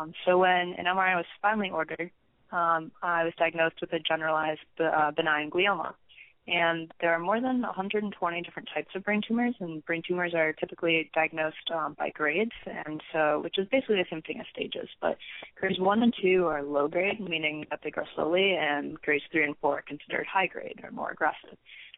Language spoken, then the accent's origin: English; Michigan, United States; So I am from Michigan, but I'm currently a freshman undergrad at Arizona State University in their Honors College.